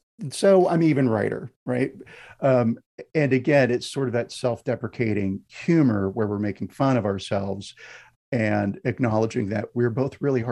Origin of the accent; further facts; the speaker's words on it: United States; Half of my family is British. My in-laws are Scottish. And one of the things that I notice as an American when I go to Britain